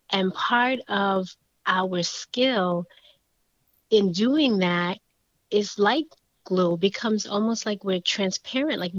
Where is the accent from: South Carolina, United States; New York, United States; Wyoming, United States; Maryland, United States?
New York, United States; accent: New York; New Yorkers know each other. We sort of, you just hear that accent a little bit. My accent is a little gone.